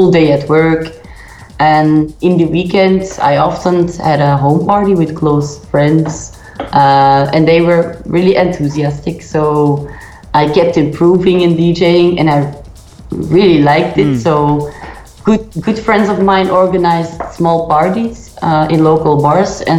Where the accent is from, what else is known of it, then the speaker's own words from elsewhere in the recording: Belgium; I am from Belgium